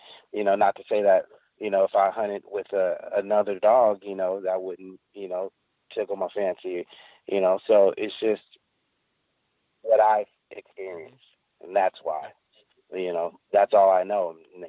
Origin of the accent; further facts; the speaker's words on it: Texas, United States; It's really crazy because, growing up in Texas, you don't see mountains with snow on them year round.